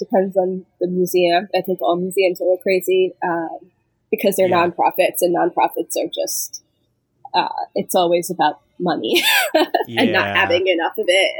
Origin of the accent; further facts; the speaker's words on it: New Jersey, United States; now in Schenectady, United States; I live in Schenectady, New York, which is near Albany. I grew up in New Jersey, though, so I'm a Jersey girl, just like you, Andrew.